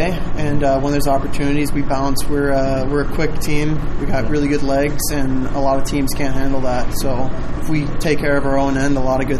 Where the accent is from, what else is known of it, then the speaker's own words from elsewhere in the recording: Illinois, United States; Usually just going to Chicago, but it's really close to home, which is nice.